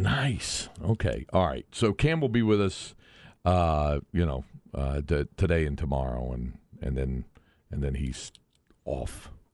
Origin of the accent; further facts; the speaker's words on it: Greensboro, North Carolina, United States; Elm Street in downtown Greensboro as a, as a, a native of the area